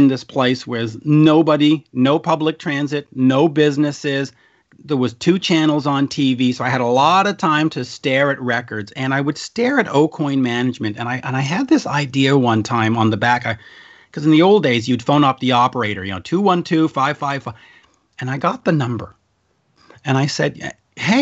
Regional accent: Centerville, Quebec, Canada

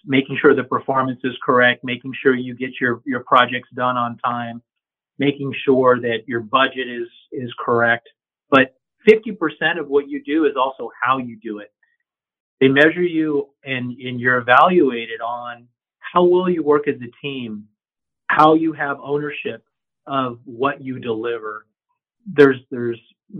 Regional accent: San Bernardino, California, United States; I'm a local boy. I'm from San Bernardino. So I grew up in the area

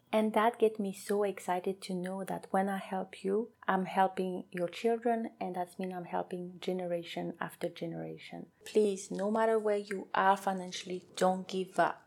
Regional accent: French Polynesia; first language French; English is a second language; moved away as an adult; now in New Zealand; I am from a beautiful island called Tahiti, French Polynesia, so my first language is French

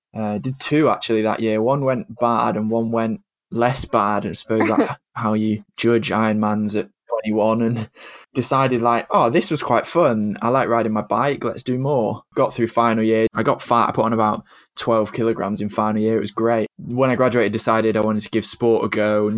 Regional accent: Cheshire, North West England, United Kingdom; accent: northern; also born or lived in Bath; I'm from Cheshire, which is just south of Manchester, just north of Stoke, is the easiest way to describe it. If you don't know where they are, it's kind of like in the middle. You just put a dot in the middle of the country and you're probably not far off. Currently live here still.

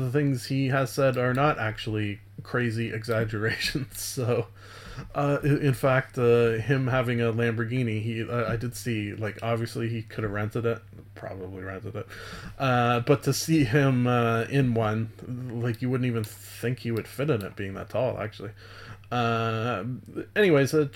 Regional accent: Canada; being a Canadian

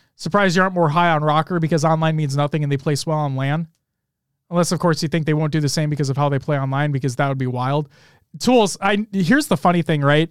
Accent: Minnesota, United States; being a Minnesotan

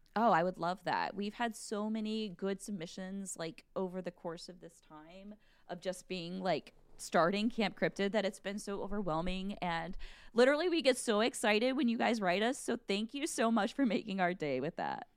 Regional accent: Midwest, United States; I'm from the Midwest

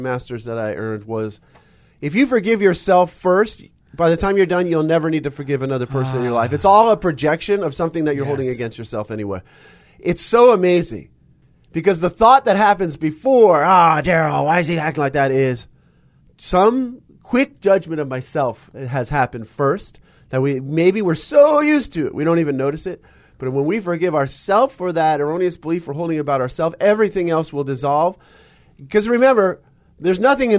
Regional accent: California, United States; growing up in California

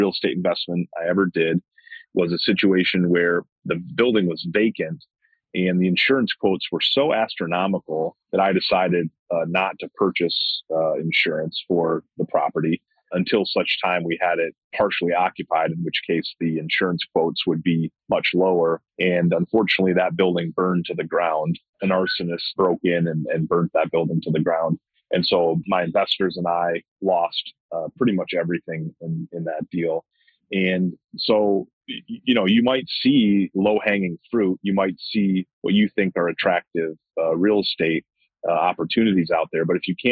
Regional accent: Ann Arbor, Michigan, United States; I live in Ann Arbor, Michigan, and I grew up in Ann Arbor

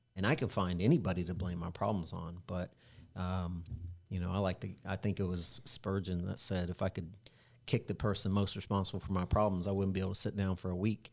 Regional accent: Independence, Missouri, United States; when I was growing up in Independence, Missouri, in the, in the late eighties, early nineties

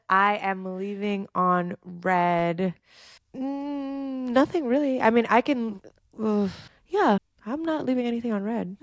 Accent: New York City, New York, United States; moved away; I'm from Flatbush in Brooklyn and live like less than ten minutes from the park

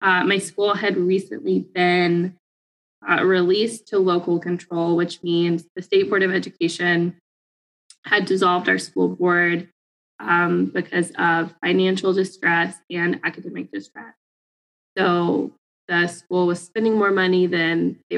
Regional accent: Fayetteville, Arkansas, United States; moved away as an adult; also born or lived in Pine Bluff, Arkansas; I grew up in Fayetteville, a predominantly middle upper class white community

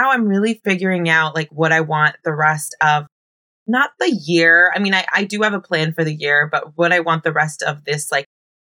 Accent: Bay Area, California, United States; moved away as an adult; also born or lived in Oakland, California; now in Los Angeles, United States; I was born and raised in the Bay Area.

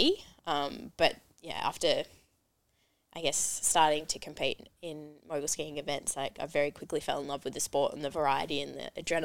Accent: Falls Creek, Victoria, Australia; I grew up in Falls Creek, Victoria

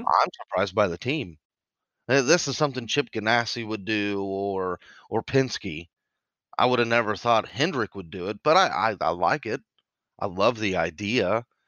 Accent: Indiana, United States; we're both from Indiana

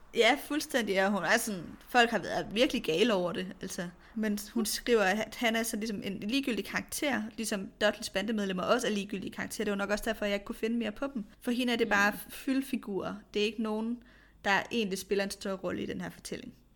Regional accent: Kolding, Southern Denmark, Denmark; Jeg er vokset op i en forstad til Kolding, og det var også den type mm. kvarter.

